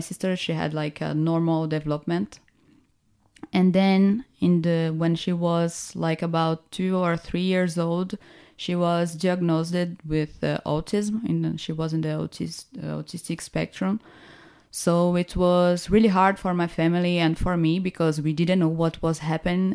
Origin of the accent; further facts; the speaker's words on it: Recife, Pernambuco, Brazil; I'm from Recife